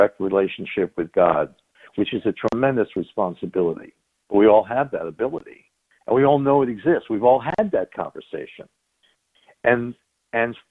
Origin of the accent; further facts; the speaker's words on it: Long Island, New York, United States; also born or lived in Chicago; I was born in New York on Long Island. Grew up in the 60s.